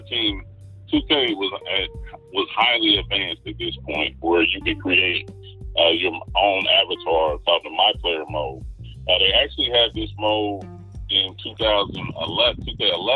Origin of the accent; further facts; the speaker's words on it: Dayton, Ohio, United States; I grew up in Dayton, Ohio.